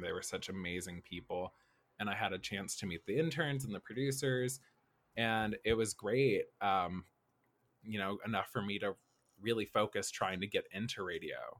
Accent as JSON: {"language": "English", "town": "Nashville", "region": "Tennessee", "country": "United States", "tie": "born or raised there", "also_born_or_lived": "Kentucky", "moved": "as an adult", "lives_now": "Los Angeles, United States", "said": "I was born and raised in Nashville, Tennessee, uh, growing up in South Nashville, uh, we call it Antioch"}